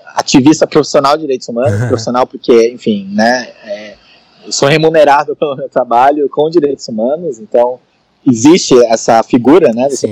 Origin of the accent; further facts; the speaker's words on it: São Paulo, Brazil; eu sou de São Paulo, né? Da São Paulo capital